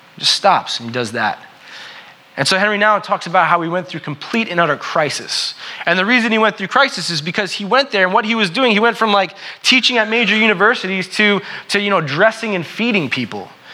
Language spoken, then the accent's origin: English; New York, United States; I'm from New York, right? And so I like to say, I'm from New York, I'm a New Yorker